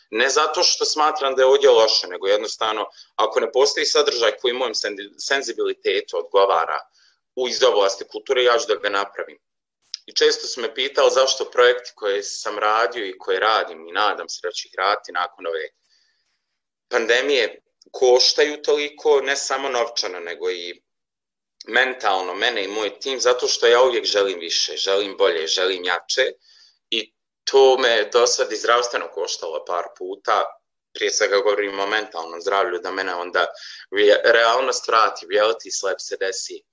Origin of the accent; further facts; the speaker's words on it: Maglaj, Federation of Bosnia and Herzegovina, Bosnia & Herzegovina; Ja sam porijeklom i živim u Magloj